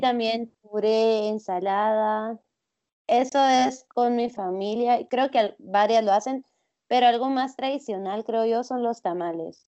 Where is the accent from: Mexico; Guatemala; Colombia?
Guatemala; gente de acá de Guatemala